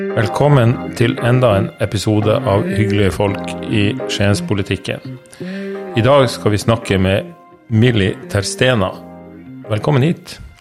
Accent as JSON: {"language": "Norwegian", "region": "Northern Norway", "country": "Norway", "moved": "yes", "said": "jeg er nordlending"}